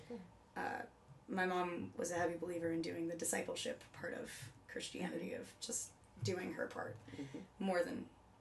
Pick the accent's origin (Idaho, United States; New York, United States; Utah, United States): New York, United States; Covington; moved away as an adult; now in New York City, United States; I'm from the Buffalo Rochester area, halfway between in a little cow town that nobody's ever heard of unless if you're from Western New York.